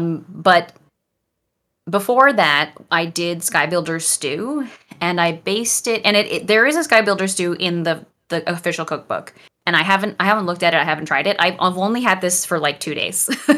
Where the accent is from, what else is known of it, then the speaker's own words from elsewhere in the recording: Canada; And as I mentioned before, I'm Canadian.